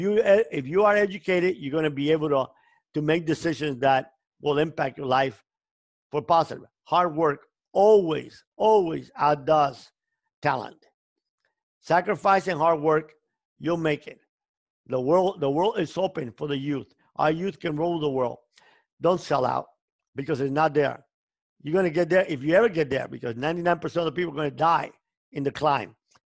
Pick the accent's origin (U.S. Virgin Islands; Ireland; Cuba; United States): Cuba; moved away; The biggest joy in my life came when I came from Cuba and I didn't have money to eat.